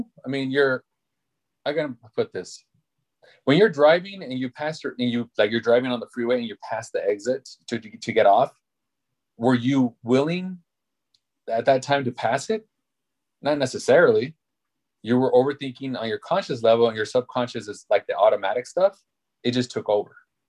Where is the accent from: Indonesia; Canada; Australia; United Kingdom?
United Kingdom; England; No, I just took it like, I was just trying to be funny, like, no, I'm English. Of course I speak English, you know?